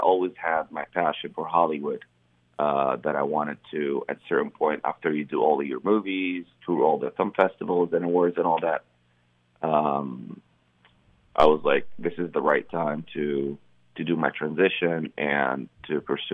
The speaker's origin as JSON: {"language": "English", "town": "Cairo", "region": "Cairo Governorate", "country": "Egypt", "tie": "born or raised there", "moved": "yes", "said": "I grew up in Cairo, Egypt."}